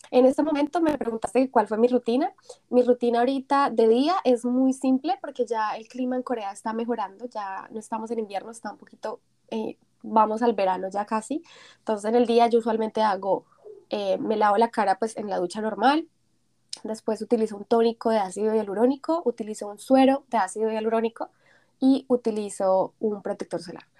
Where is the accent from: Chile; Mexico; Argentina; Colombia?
Colombia; now in South Korea; Cuando yo vine de Colombia mi primera vez me quedé aterrada porque en Colombia no teníamos nada así